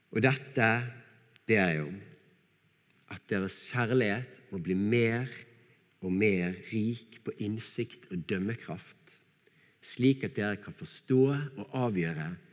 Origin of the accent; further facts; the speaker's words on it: Bergen, Vestland, Norway; accent: Bergen dialect; så jeg måtte file ned dialekten min så mye som mulig